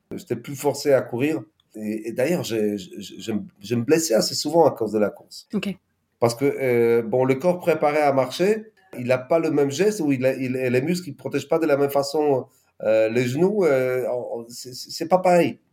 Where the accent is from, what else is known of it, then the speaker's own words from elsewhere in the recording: Poland; French is a second language; moved away as an adult; also born or lived in Nord, France; Je suis polonais et nordiste